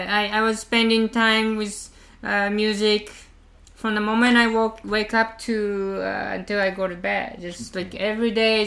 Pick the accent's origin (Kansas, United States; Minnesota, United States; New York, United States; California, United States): California, United States; Los Angeles; also born or lived in Japan; now in Tokyo, Japan; Well, I'm from Japan, but I wasn't spending many years in Los Angeles.